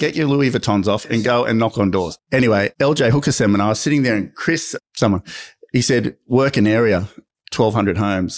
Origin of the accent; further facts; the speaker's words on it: Sydney, New South Wales, Australia; I grew up in Maroubra, surfed